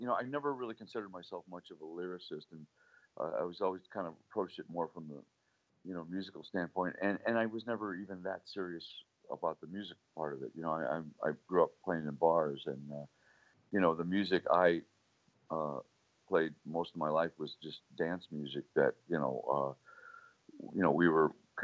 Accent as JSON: {"language": "English", "town": "Ferguson", "region": "Missouri", "country": "United States", "tie": "born or raised there", "said": "growing up in Ferguson during the 50s and the early 60s"}